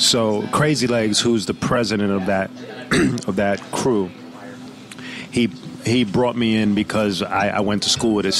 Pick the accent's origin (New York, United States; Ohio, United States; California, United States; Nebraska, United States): New York, United States; Brooklyn; Home. I was born in Kings County Hospital, which is deeper into Brooklyn near Sheepshead Bay.